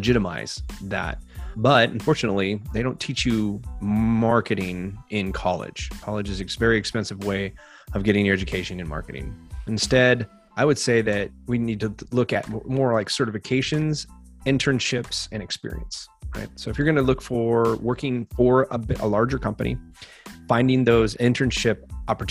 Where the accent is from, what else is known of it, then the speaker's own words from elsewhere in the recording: California, United States; also born or lived in England; I grew up in California